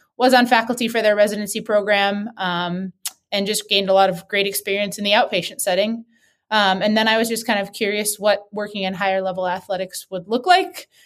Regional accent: Wisconsin, United States; moved away; I grew up in Wisconsin

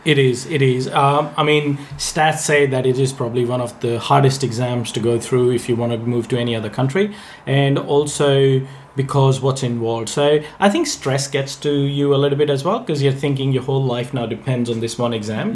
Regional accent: India; moved away as an adult; I I was born in India. I I was uh, born and bred there, and I lived there.

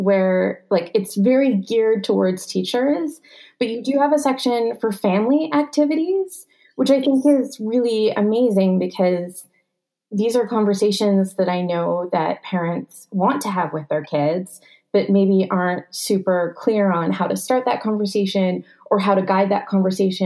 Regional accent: Canada; now in United States; a Canadian living in the States

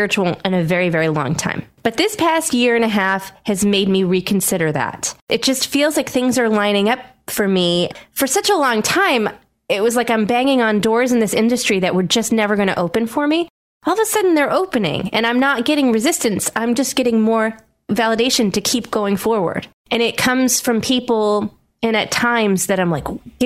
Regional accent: Wareham, Massachusetts, United States; Wareham, my hometown, and the south coast of Massachusetts and Cape Cod

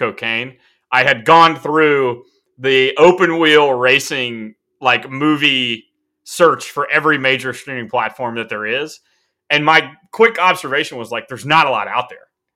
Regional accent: South Carolina, United States; I'm from South Carolina.

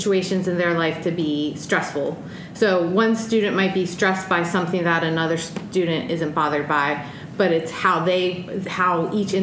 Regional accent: East Coast, United States; moved away as an adult; now in Washington, United States; I grew up on the East Coast, and now I'm experiencing the Pacific Northwest and the beautiful Palouse

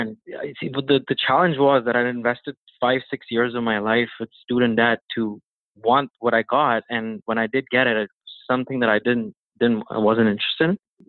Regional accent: Toronto, Ontario, Canada; And funny story is that he actually didn't know I was from Toronto for the interview.

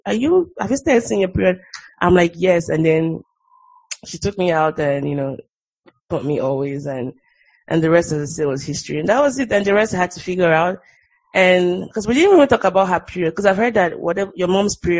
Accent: Nigeria; moved away as an adult; now in United States; the way we grew up in Nigeria

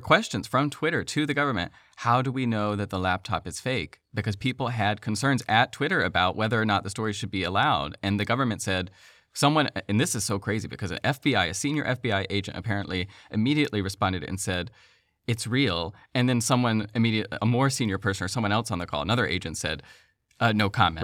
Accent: the South, United States; I'm from the South

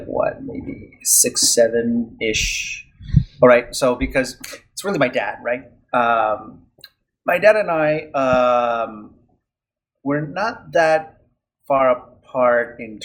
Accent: Venezuela; English is a second language; moved away as an adult; also born or lived in Philadelphia, United States; I'm originally from Venezuela

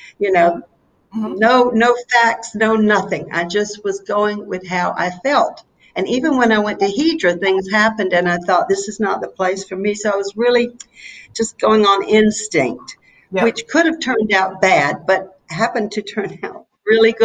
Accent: North Carolina, United States; accent: southern; moved away as an adult; now in Poros, Greece; I was born and raised in North Carolina

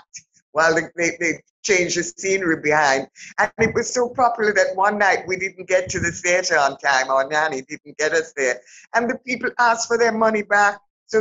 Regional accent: Kingston, Jamaica; I grew up in Kingston

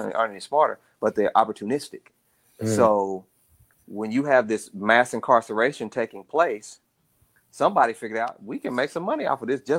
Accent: Dallas, Texas, United States; I growing up in Dallas. I literally watched that happen.

